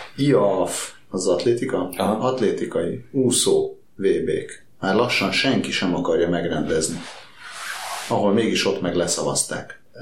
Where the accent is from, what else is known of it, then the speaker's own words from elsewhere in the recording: Hungary; Én vidéki vagyok.